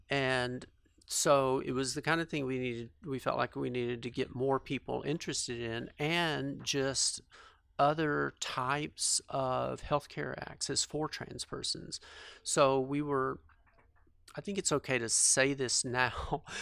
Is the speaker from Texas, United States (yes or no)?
yes; Fort Worth, Texas, United States; I grew up in, uh, a suburb of Fort Worth